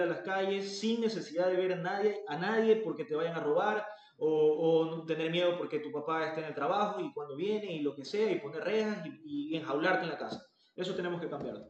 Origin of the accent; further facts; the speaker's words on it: Ecuador; nosotros como ecuatorianos